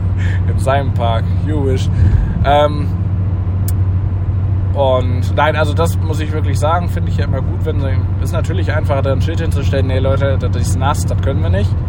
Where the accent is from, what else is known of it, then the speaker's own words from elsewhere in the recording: Northern Germany, Germany; man muss ja irgendwie als Norddeutscher da auch durch, hilft ja nichts.